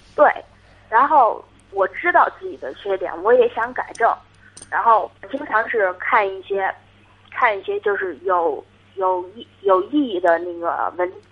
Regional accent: Hebei, China; 我是河北哦，河北的河北的家啊，乡哦

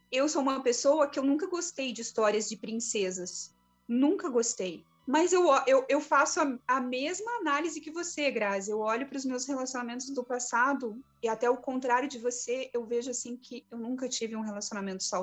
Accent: Florianópolis, Santa Catarina, Brazil

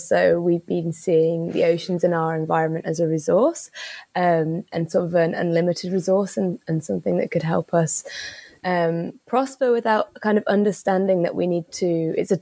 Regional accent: Isle of Man; I was really lucky growing up on the Isle of Man

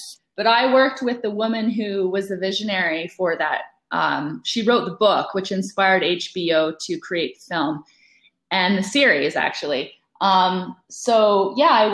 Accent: Calgary, Alberta, Canada; I was brought up in Calgary.

